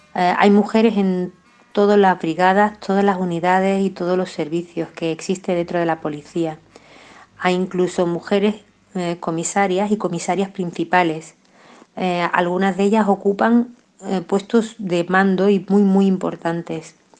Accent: Melilla, Spain; moved away as an adult; now in Granada, Spain; soy natural de Melilla, aunque guardo un vínculo muy especial con esta ciudad de Granada eh, desde que me vine aquí a estudiar con 18 años

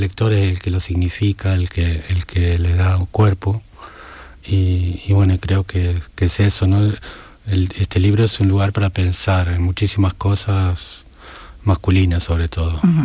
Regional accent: Argentina; moved away; lo empecé a leer en la biblioteca municipal de mi pueblo, yo soy de un pueblo muy pequeño en Argentina

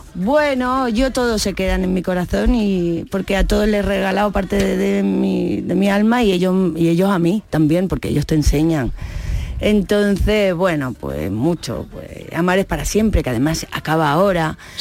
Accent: Seville, Andalusia, Spain; moved away; also born or lived in Madrid; yo me he criado al lado de Radio Sevilla, en Rafael González Abreu, en, el número 10, ahí vivía yo

